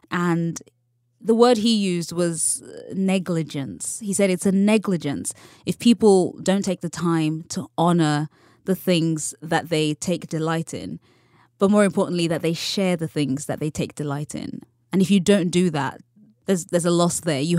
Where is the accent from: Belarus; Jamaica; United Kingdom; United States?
United Kingdom; Because I'm, I'm still British. I can't help that.